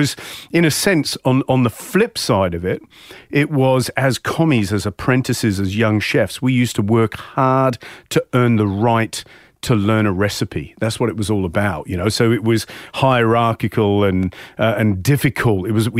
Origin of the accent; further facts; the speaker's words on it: Hayling Island, South East England, United Kingdom; I think we lived a very lucky childhood growing up on Hailing.